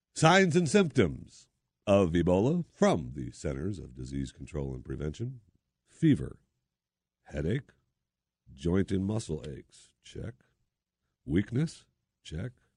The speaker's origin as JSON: {"language": "English", "town": "Saginaw", "region": "Michigan", "country": "United States", "tie": "born or raised there", "also_born_or_lived": "Philadelphia, Pennsylvania", "moved": "yes", "said": "I was born in Saginaw, Michigan"}